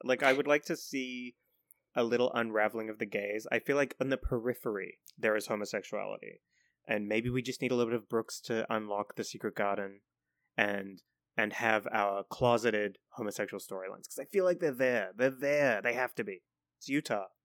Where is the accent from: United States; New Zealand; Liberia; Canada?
New Zealand; I'm from New Zealand